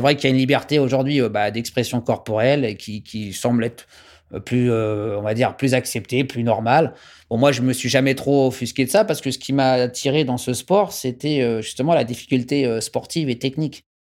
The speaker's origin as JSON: {"language": "French", "country": "France", "said": "je suis français"}